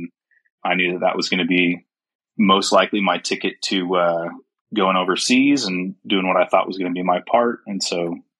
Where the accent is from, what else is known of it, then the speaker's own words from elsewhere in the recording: Utah, United States; also born or lived in Germany / South Carolina; I was born in Germany, my dad was stationed over in Germany for a while, moved to South Carolina at a fairly young age, but for the most part, I claim Utah as whe